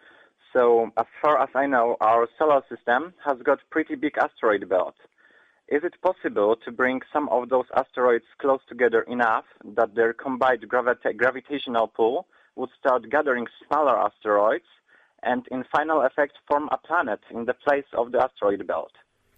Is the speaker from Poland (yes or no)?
yes; Gdansk, Pomeranian Voivodeship, Poland; I'm from Poland. It's the northern part of Poland.